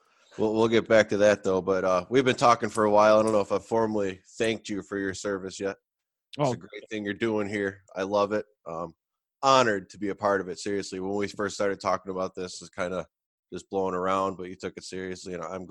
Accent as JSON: {"language": "English", "region": "New York", "country": "United States", "said": "when I'm from New York, they automatically assume down city"}